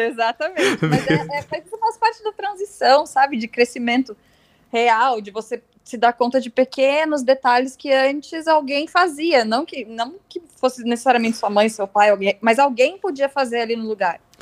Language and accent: Portuguese; Novo Hamburgo, Rio Grande do Sul, Brazil; moved away as an adult; now in São Paulo, Brazil; eu sou do interior do Rio Grande do Sul, né? Novo, ah, Novo Hamburgo no interior